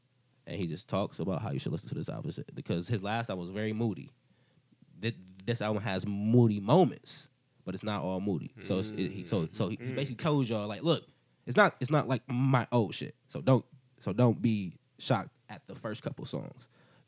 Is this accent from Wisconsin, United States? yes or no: no; Cleveland, Ohio, United States; I'm from Cleveland and stuff like